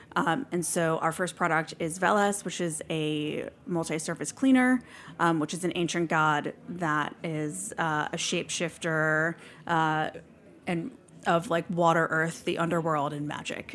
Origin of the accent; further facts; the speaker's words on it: New York City, New York, United States; I'm from New York, and I grew up near what used to be the biggest landfill in the world that was New York's primary landfill